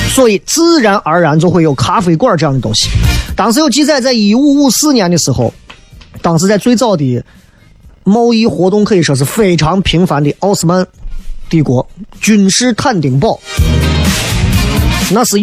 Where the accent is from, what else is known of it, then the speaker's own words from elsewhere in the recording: Shanghai, China; 上海人现在很多人非常爱喝咖啡，我身边很多朋友，哎呦，真的喝咖啡，全中国就是我们上海人最会喝了。